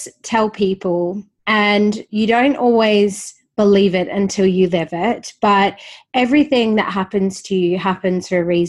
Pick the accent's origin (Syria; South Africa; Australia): Australia; Perth, Western Australia; also born or lived in Sydney; I grew up in Perth. I lived 6 years in Sydney from 19 to 25.